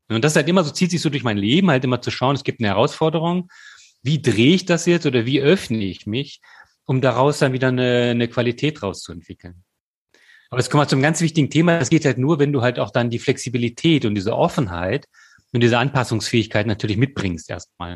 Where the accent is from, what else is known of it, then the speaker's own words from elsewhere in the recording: Germany; moved away as an adult; Und da war ich dann auch wieder bereit, halt in meine Heimat zu kommen